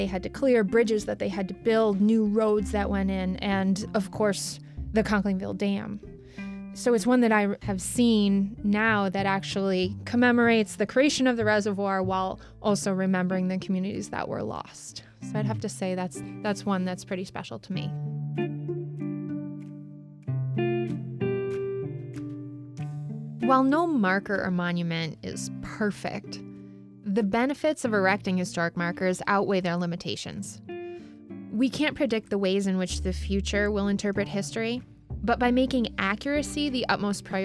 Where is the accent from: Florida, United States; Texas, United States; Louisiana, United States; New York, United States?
New York, United States; next town over from Edinburg; the town of Edinburgh, where I live now, but I actually grew up in the next town over